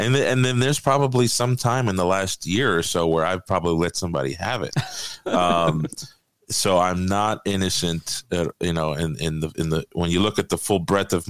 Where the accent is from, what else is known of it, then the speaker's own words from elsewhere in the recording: Miami Beach, Florida, United States; I'm from Miami Beach, so I was actually from a pretty rough area